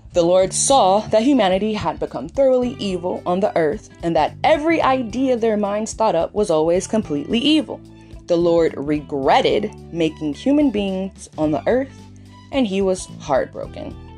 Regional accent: California, United States; also born or lived in Texas; coming back to California from Texas at the end of 2020 and the first half of 2021 I was like back at my roots

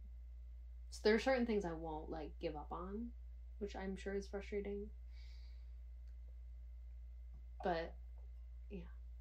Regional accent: Michigan, United States; As a Michigander

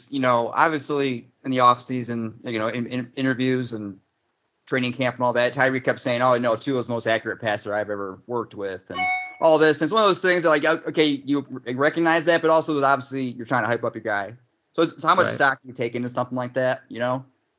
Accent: Cleveland, Ohio, United States; we're from Cleveland

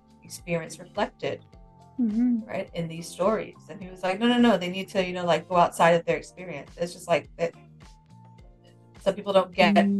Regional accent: Singapore; I grew up in Singapore

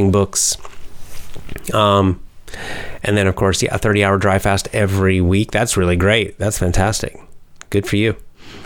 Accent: Georgia, United States; my home state of Georgia

